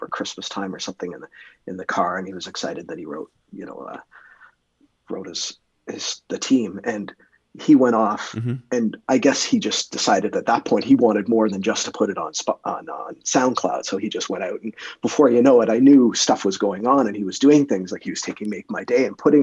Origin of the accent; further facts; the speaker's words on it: Canada; being Canadian